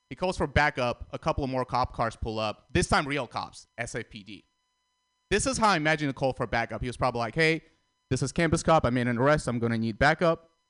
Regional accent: San Francisco, California, United States; also born or lived in Armenia / Russia; Guys, I grew up in San Francisco. I think San Francisco is the most unique place in the world.

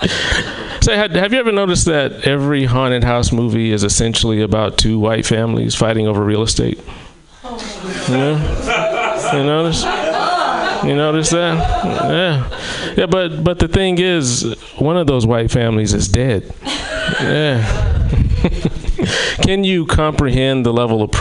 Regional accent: the South, United States; I am from the South

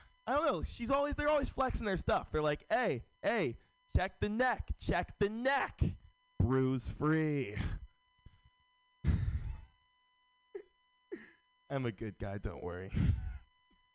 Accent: San Francisco, California, United States; Born and raised in San Francisco.

